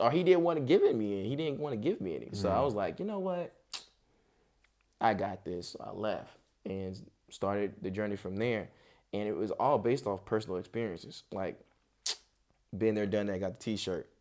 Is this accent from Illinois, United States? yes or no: no; Charlotte, North Carolina, United States; also born or lived in Oakland, California / Tracy, California; Charlotte, Charlotte is really what raised me. I was born out in Cali